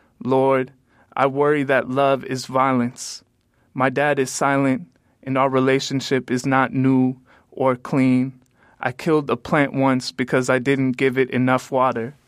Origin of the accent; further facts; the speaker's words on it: Calumet City, Illinois, United States; I come from Calumet City, which is a predominantly African-American city